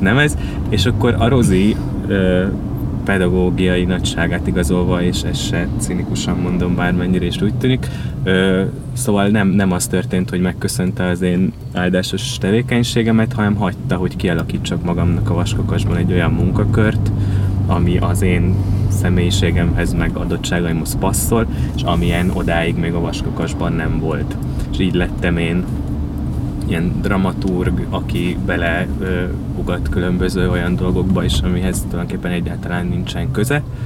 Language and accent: Hungarian; Vasszécseny, Vas, Hungary; Szombathely mellől ö, származom Vasszécseny nevű faluból